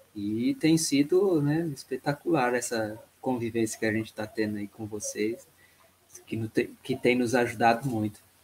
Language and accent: Portuguese; Santo André, São Paulo, Brazil; moved away as an adult; cresci na, na, em Santo André no, no, no grande ABC